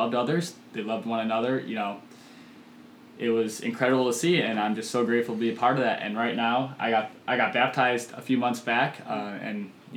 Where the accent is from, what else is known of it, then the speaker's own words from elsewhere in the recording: Chicago suburbs, Illinois, United States; moved away as an adult; now in Normal, United States; I'm from the Chicago suburbs